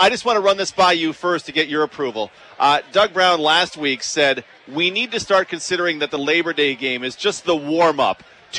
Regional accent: Regina, Saskatchewan, Canada; moved away; I come from Regina

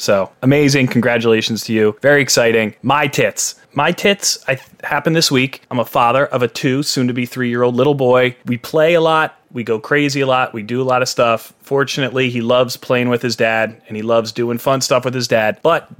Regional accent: Lehigh Valley, Pennsylvania, United States; moved away; I grew up in Pennsylvania, in Lehigh Valley, maybe about an hour north of Philly.

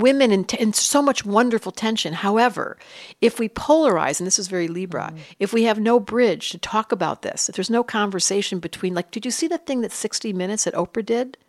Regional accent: Detroit, Michigan, United States; I grew up in Detroit

